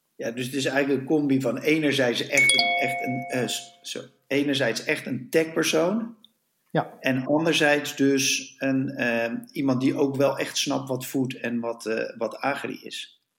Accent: Netherlands; als Nederlanders

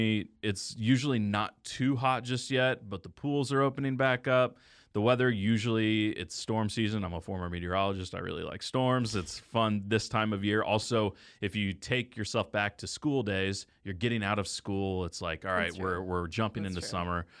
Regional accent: the South, United States; So my birthday is in the month of May. It's also the month that, at least where I grew up in the South, we got out of school.

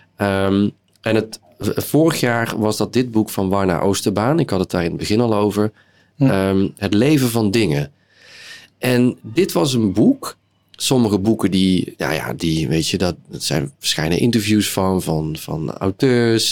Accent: southern Netherlands, Netherlands; moved away; Ik kom uit het zuiden van Nederland en daar zijn we gewend om eens in de zoveel tijd carnaval te vieren

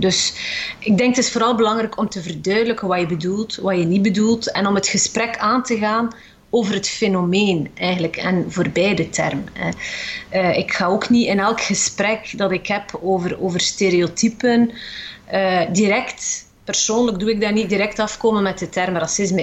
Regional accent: West Flanders, Belgium; Ik ben zelf ook West-Vlaming

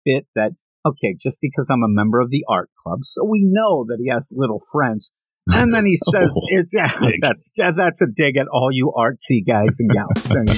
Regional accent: Pennsylvania, United States; We're both from Pennsylvania.

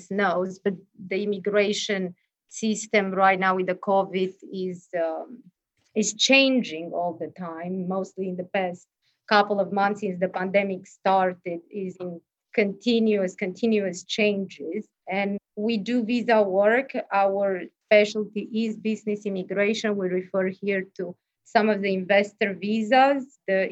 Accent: Romania; moved away as an adult; also born or lived in Florida; now in Miami, United States; I'm from Romania. I came to Florida about 15 years ago.

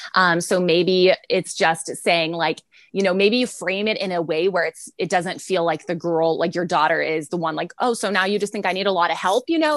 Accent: San Antonio, Texas, United States; We're from San Antonio, Texas. So I am in San Antonio, Texas

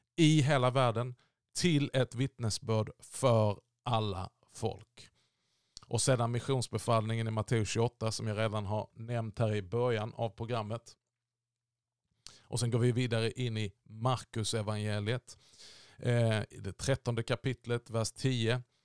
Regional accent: Sweden; vi i Sverige

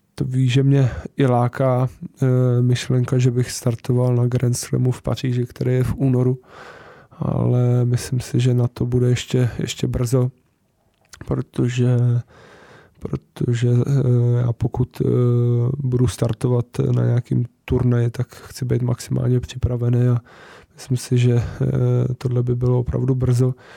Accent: Czechia; tady u nás v Praze

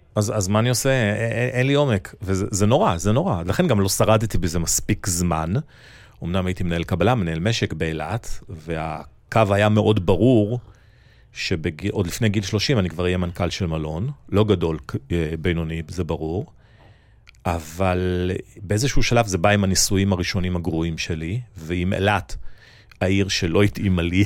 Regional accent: Nigeria; now in Israel; נולדתי וגדלתי באפריקה

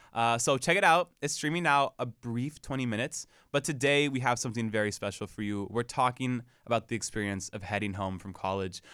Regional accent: Portland, United States; moved away; I am from Portland

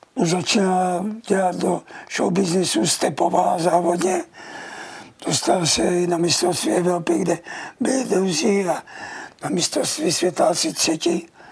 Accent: Czechia; jsem Čech a budu tady

